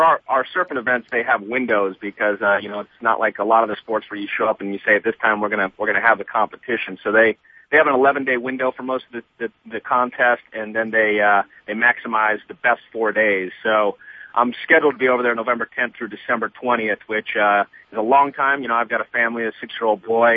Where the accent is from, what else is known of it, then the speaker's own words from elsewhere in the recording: South Florida, United States; now in California, United States; I grew up in South Florida